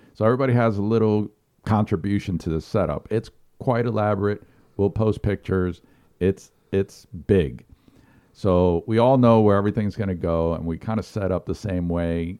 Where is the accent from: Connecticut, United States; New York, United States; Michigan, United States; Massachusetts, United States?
New York, United States; now in South Carolina, United States; I grew up in New York, and we had a lot of pro teams